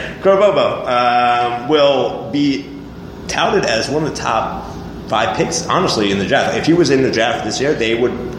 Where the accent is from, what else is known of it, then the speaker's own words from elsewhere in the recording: New England, United States; I think I grew up in the New England area.